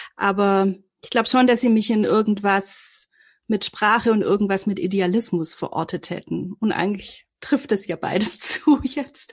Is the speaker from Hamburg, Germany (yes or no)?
no; Filderstadt, Baden-Württemberg, Germany; ich komme aus dem Großraum Stuttgart, aus so einem, also das ist so Stuttgarter Speckgürtel, Filderstadt Bohnlanden